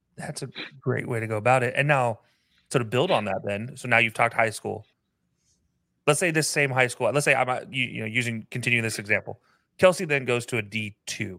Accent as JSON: {"language": "English", "region": "Utah", "country": "United States", "tie": "born or raised there", "said": "I lived growing up in Utah"}